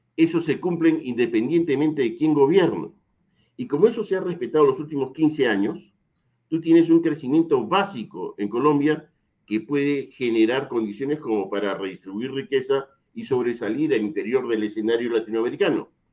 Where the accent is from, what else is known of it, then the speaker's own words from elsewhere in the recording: Peru; Me basta con ser peruano